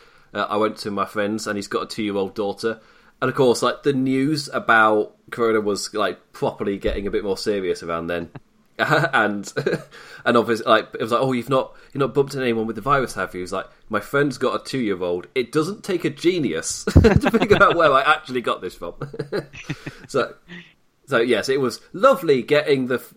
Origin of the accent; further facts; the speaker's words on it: England, United Kingdom; I'm English